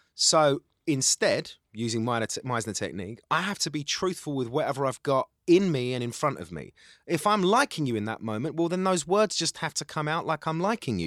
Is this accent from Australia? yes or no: no; London, United Kingdom; accent: Cockney; also born or lived in Essex / Middle East; I'm got a Cockney accent and I'm from East London